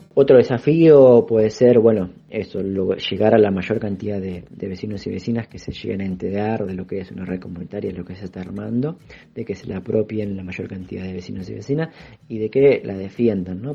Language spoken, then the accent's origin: Spanish; Buenos Aires, Argentina; soy vecino de Soldati